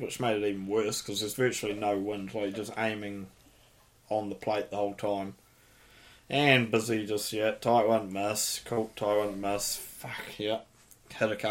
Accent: New Zealand; I'm from New Zealand.

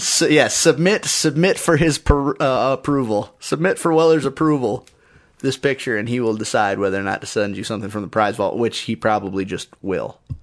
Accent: United States; I'm an, I'm an American man

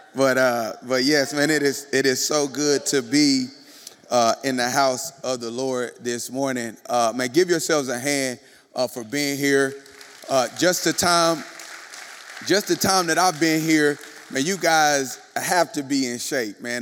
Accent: Kansas City, United States; moved away; I was in Kansas City, my hometown, born and bred in Kansas City

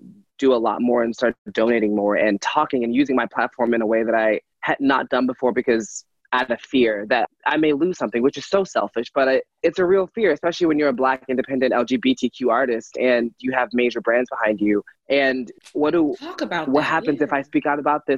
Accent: Philadelphia, Pennsylvania, United States; I was from Philadelphia

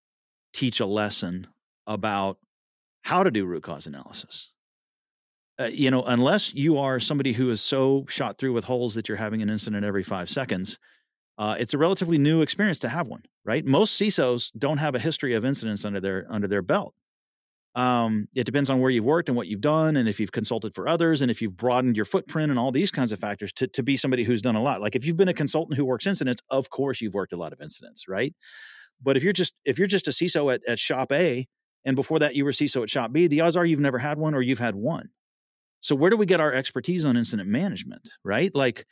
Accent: Texas, United States; Yes, yes. I'm from Texas. You hear that refrain routinely down here.

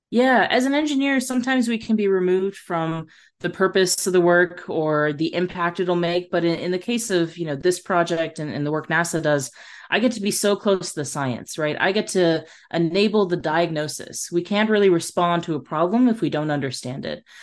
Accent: Nebraska, United States; moved away as an adult; also born or lived in Texas; I grew up in Nebraska.

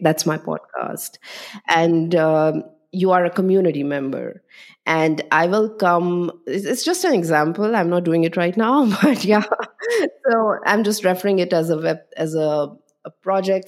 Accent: Delhi, India; moved away as an adult; also born or lived in Chandigarh; now in Berlin, Germany; most of my life was in Delhi, but my father was in a transferable job

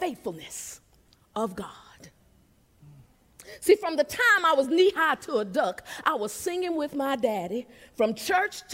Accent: Seneca, South Carolina, United States; I was born and raised in Seneca, South Carolina

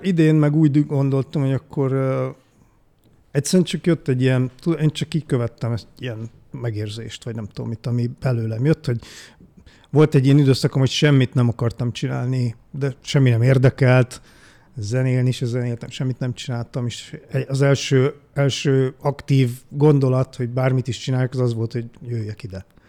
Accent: Budapest, Hungary; moved away as an adult; also born or lived in Eger; eredetileg én Budapesten születtem, uh-huh. ott is nőttem fel, csodálatos Újpest kerületébe

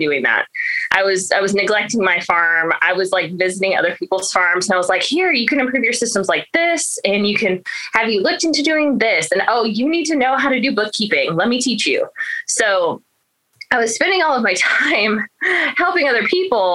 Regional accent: Colorado, United States; moved away as an adult; also born or lived in California / Hawaii / Pauls Valley, Oklahoma; now in Oklahoma, United States; I was raised in Colorado

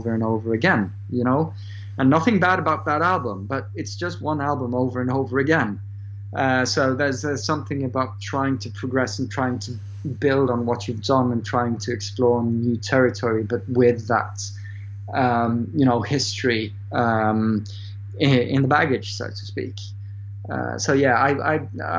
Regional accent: Norway; English is a second language

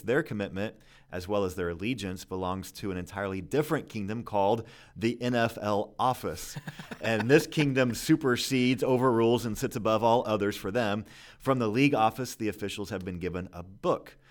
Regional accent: Kansas City, Missouri, United States; I grew up in Kansas City

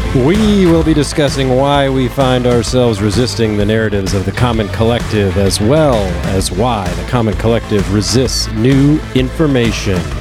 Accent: Kansas City, Missouri, United States; also born or lived in Lawrence; We are from Kansas City

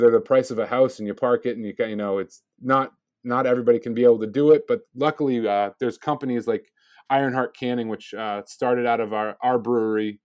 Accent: Milford, United States; born and raised in Milford, although I traveled around the country a bit, but I, I ended up graduating from Milford High School

